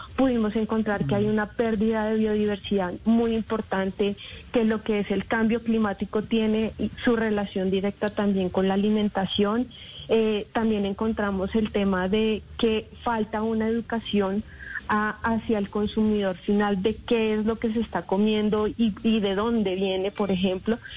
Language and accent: Spanish; Colombia; como colombianos y colombianas